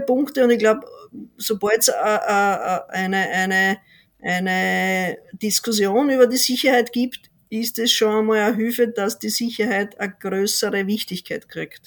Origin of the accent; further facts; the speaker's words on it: Austria; als Österreicher